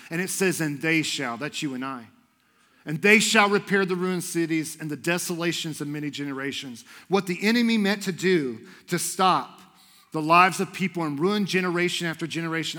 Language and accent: English; Houston, Texas, United States; moved away as an adult; now in Idaho, United States; I moved here from Houston, Texas, because I believed that God wanted me to love on people in Idaho